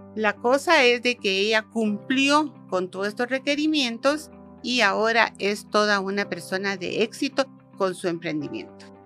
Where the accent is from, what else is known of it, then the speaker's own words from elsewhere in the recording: Guatemala; somos ciudadanos de Guatemala